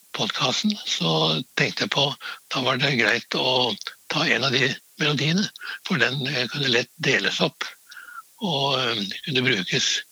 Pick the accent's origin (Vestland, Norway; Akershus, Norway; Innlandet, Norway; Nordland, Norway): Innlandet, Norway; Trysil; moved away; also born or lived in Oslo / Vienna; Jeg kommer fra Trysil, og ute på landsbygda var det